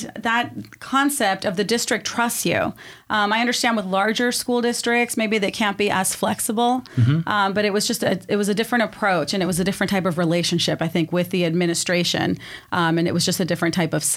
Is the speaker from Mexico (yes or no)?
yes; Mexico; first language Spanish; English is a second language; now in Poway area, United States; I'm originally from Mexico, so Spanish was my first language